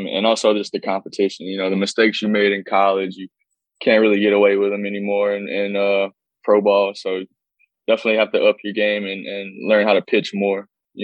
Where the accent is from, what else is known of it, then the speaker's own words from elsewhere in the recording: Natchitoches, Louisiana, United States; I'm from Natchitoches, Louisiana, small town